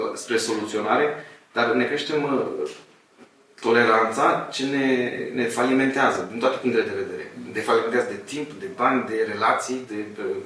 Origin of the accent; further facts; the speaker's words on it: Moldavia, Romania; sunt un român, un moldovean, sunt căsătorit cu o ardeleancă